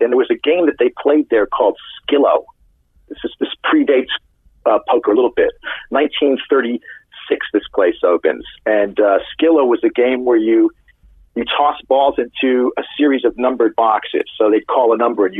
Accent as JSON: {"language": "English", "region": "London", "country": "United Kingdom", "moved": "as an adult", "lives_now": "Los Angeles, United States", "said": "I moved to Los Angeles in 2001, and I'm originally from London"}